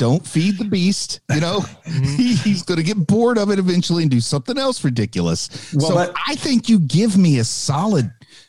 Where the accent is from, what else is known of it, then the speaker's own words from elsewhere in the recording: Appalachia, United States; accent: Appalachian; when my mother was still alive, one phone call conversation with her, and it was back to the Appalachian coming out hardcore.